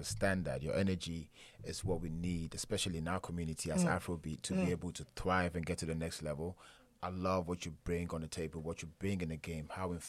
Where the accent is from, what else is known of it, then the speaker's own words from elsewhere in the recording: Ghana; I was born and bred in Ghana